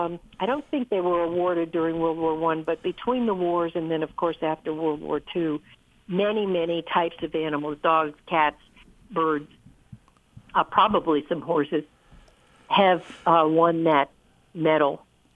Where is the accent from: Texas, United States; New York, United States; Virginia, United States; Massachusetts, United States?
Massachusetts, United States; Boston; also born or lived in Chesapeake Bay region; now in Maine, United States; I grew up in Boston, so I kind of consider myself a New Englander coming back home.